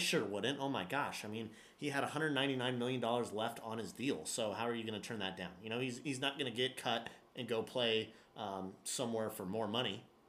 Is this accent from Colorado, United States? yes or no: yes; Denver, Colorado, United States; I'm from Denver, Colorado, so born and raised a Rockies guy.